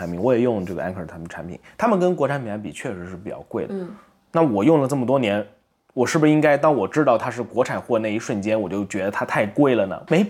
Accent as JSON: {"language": "Chinese", "country": "China", "tie": "born or raised there", "said": "可能因为我在国内长大吧，我印象特别深"}